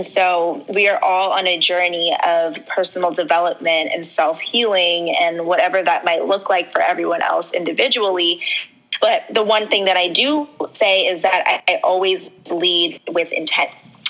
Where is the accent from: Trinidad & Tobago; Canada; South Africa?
Trinidad & Tobago; A lot of people know this, but I'm Trinidadian and my parents are from Trinidad and Tobago.